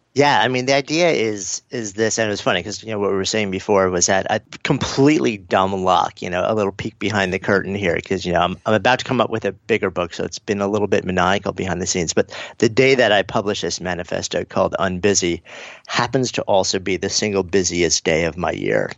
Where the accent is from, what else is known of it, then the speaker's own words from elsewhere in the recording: New York, United States; I'm a New Yorker also